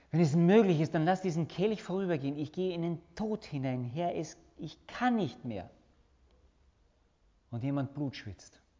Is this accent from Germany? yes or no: no; Austria; Wir sind doch gute Österreicher, gell?